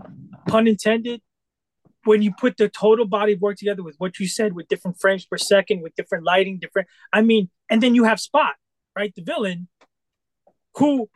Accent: New York, United States; we're from New York

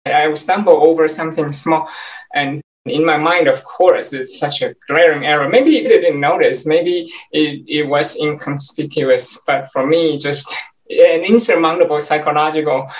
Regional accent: Taiwan; moved away as an adult; also born or lived in California, United States; now in Washington, D.C., United States; I was born and raised in Taiwan

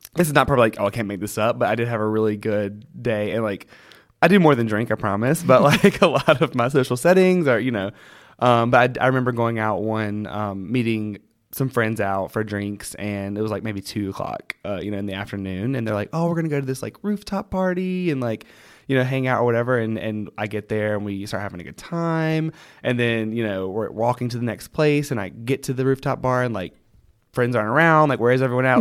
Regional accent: North Carolina, United States; moved away as an adult; also born or lived in Charlotte, North Carolina, United States; now in New York City, United States; I'm not a North Carolinian anymore 'cause I don't live there

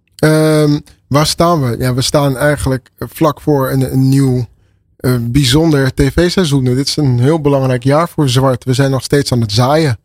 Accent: Amsterdam, North Holland, Netherlands; Ik ben geboren en getogen in Amsterdam.

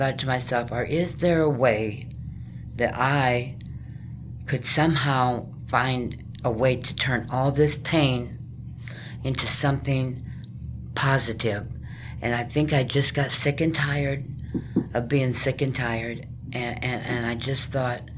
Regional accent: South Dakota, United States; moved away as an adult; also born or lived in New Mexico; I was raised on a farm in South Dakota almost my whole life until I turned like 18

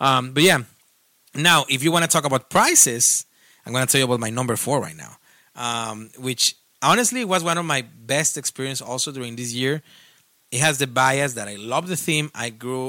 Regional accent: Mexico; I'm not from Spain, of course. I'm from Mexico

